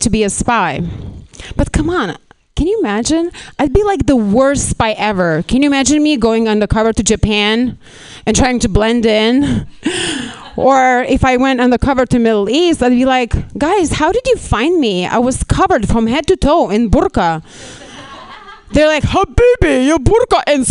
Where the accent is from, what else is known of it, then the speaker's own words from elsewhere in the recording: Lithuania; English is a second language; moved away as an adult; now in Los Angeles, United States; I'm not even Russian. I'm actually from Lithuania.